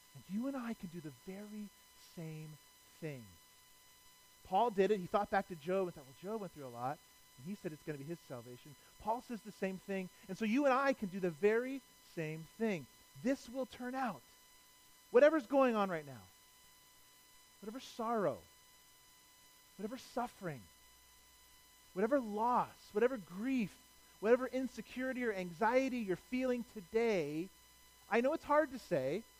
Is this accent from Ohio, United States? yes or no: yes; Cleveland, Ohio, United States; I'm from Cleveland.